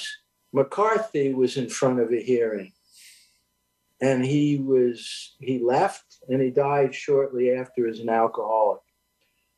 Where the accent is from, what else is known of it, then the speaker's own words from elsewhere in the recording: New York City, New York, United States; I'm a New Yorker